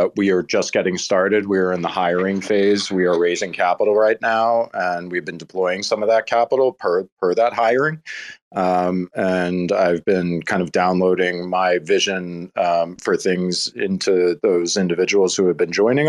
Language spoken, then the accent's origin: English; New Jersey, United States; I grew up in New Jersey